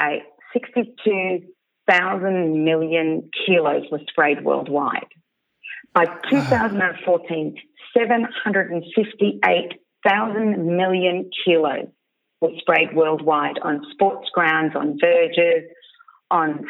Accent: Bendigo, Victoria, Australia; I'm from Bendigo

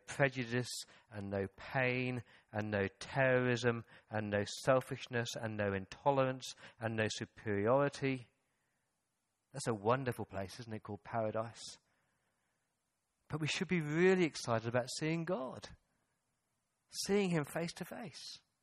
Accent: England, United Kingdom; moved away; When I go back to the mother country? When I go back to England

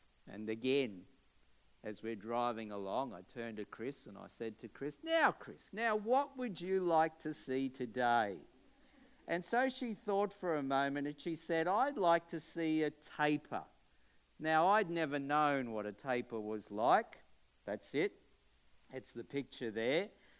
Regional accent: Brisbane, Queensland, Australia; I'm from Brisbane, Australia, and I'm a Baptist pastor.

